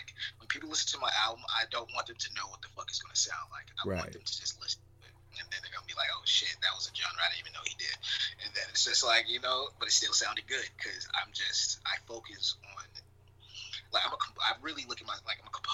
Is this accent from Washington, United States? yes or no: no; Little Rock, Arkansas, United States; now in Winter Park, United States; Growing up in Arkansas, kind of just it's no resources